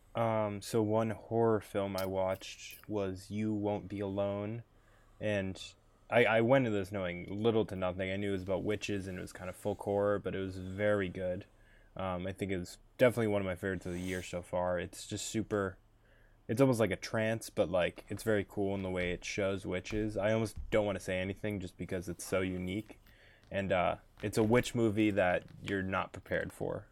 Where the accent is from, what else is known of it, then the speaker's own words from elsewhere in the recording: Boston, Massachusetts, United States; I'm from Boston, I guess I'm a fake Bostonian.